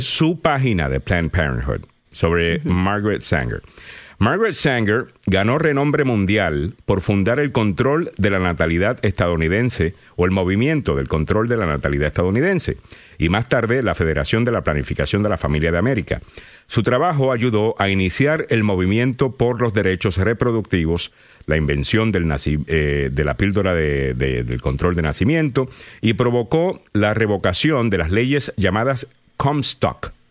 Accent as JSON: {"language": "Spanish", "town": "Cayey", "country": "Puerto Rico", "said": "Calley, que es de donde soy yo."}